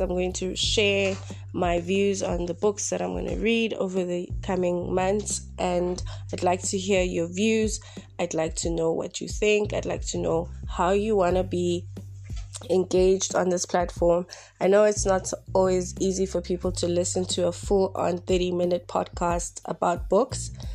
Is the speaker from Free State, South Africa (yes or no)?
yes; Bloemfontein, Free State, South Africa; I'm broadcasting from my mother's home in my hometown in Bloemfontein